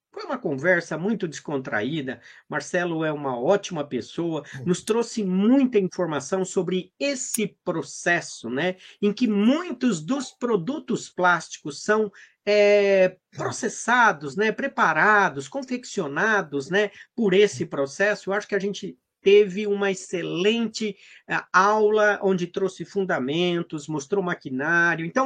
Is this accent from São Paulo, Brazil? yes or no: yes; São Carlos, São Paulo, Brazil; Você nasceu aonde? Em São Carlos.